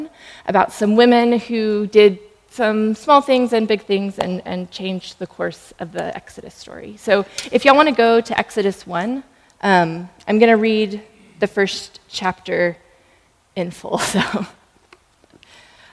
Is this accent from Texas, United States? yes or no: yes; Allen, Texas, United States; I'm from Allen, Texas. Grew up about 2 minutes around the corner from the outlet mall